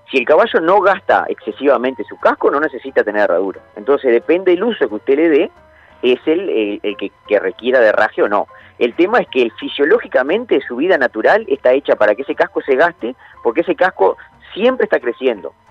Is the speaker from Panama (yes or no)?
no; Santa Clara de Olimar, Treinta y Tres, Uruguay; Yo soy de Santa Clara de Olimar, de 33, y había dos herrerías en, mi pueblo, y que hoy están abandonadas